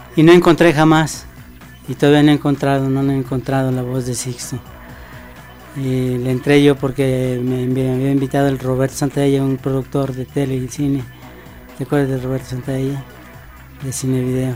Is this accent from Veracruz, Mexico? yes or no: yes; Veracruz, Mexico; soy veracruzano